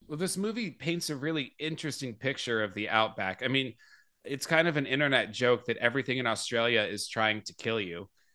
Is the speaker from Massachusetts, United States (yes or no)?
no; Phoenix, Arizona, United States; I grew up in Phoenix, Arizona